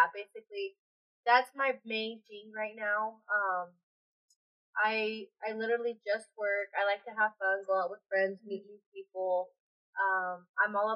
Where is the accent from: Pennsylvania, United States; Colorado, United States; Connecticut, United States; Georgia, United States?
Colorado, United States; Greeley; I'm from Greeley, Colorado. Basically, grew up in Greeley, Colorado